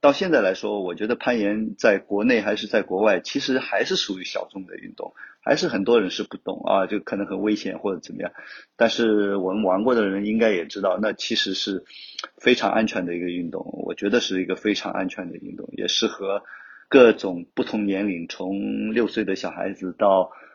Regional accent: Wenzhou, Zhejiang, China; also born or lived in Hangzhou; 我是来自 温州，就土生土长的温州人，十一九七三年出生的

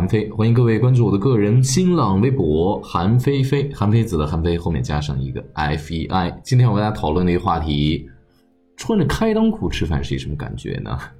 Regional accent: China; 我给他的回答是：其实我们中国人在中唐之前，我们采用都是分餐制。

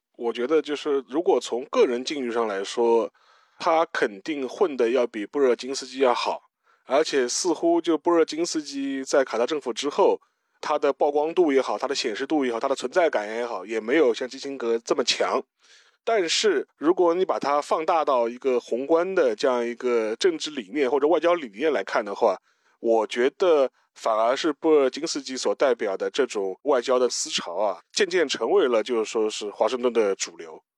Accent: China; 我们中国人

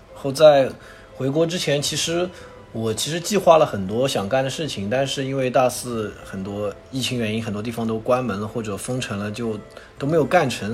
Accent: Wuxi, Jiangsu, China; moved away as an adult; also born or lived in Canada; 虽然我是无锡人

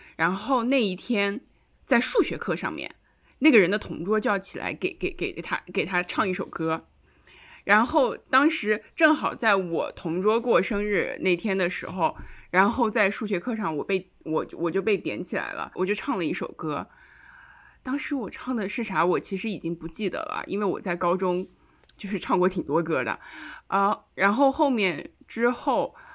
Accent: Xinjiang, China; moved away; 我是新疆的

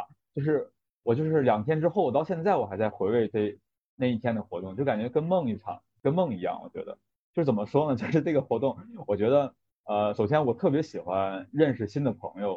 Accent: Northeast China, China; 我我是东北人，然后我本身也那个 base 在东北一个小城市

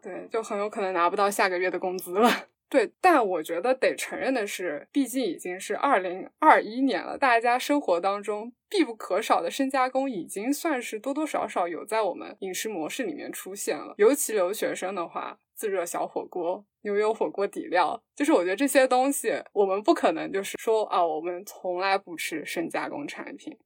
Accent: Fujian, China; 我们家是福建的

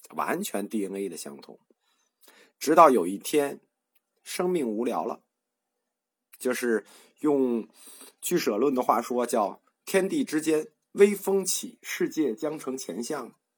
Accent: China; 我们中国人

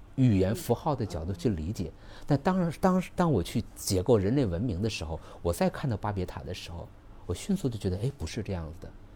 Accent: northern China, China; now in Guangzhou, China; 我本来是北方人

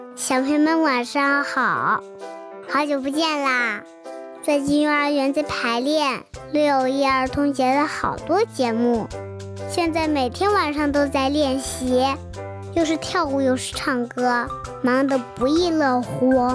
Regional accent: Xi'an, Shaanxi, China; 我们西安

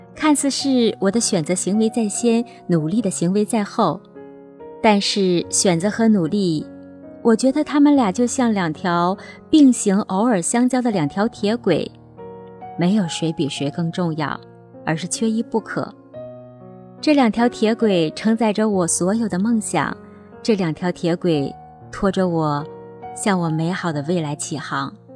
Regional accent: Northeast China, China; 我出生在东北，爸爸妈妈是普普实实的农民。他们没有读过书

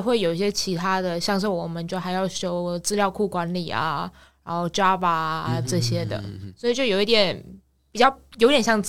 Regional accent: Taiwan; moved away as an adult; also born or lived in Australia; now in Sydney, Australia; 所以我到五岁就先回台湾，然后就一路读读到高中毕业，

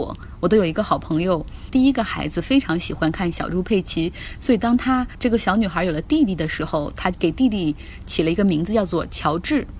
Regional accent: China; 那我们中国人如果用水果来比喻，大家觉得什么更好

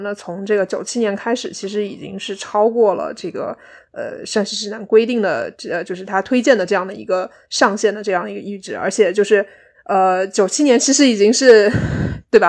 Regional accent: Guizhou, China; moved away as an adult; now in Cardiff, United Kingdom; 所以我其实是在贵州长大的

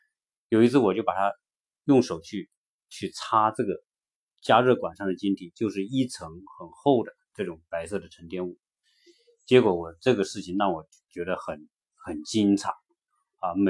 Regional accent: China; now in United States; 作为中国人来说

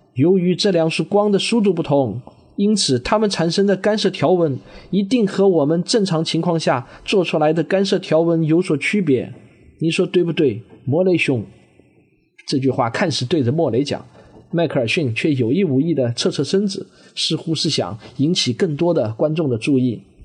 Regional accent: Jinhua, Zhejiang, China; moved away as an adult; also born or lived in Shaoxing (ancestral); now in Shanghai, China; 我实际上是在浙江金华长到了读大学，然后大学呢就到了上海来读，然后读完大学以后呢就一直留在上海生活、工作，在上海已经生活了整整二十年了。我从小呢生长的环境呢其实是一个叫做核工业部第二六九大队的这么一个大院里头

